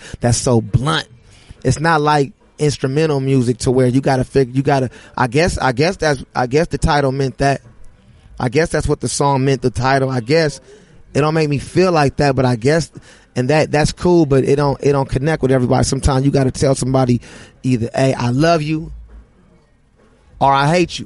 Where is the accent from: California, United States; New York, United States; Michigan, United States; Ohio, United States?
California, United States; Los Angeles; I grew up in the Crenshaw district